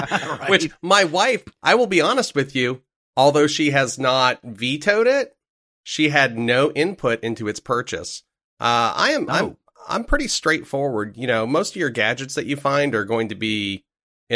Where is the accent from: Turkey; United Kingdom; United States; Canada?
United States; Maine; also born or lived in South Carolina; So I live up north. I'm originally from Maine.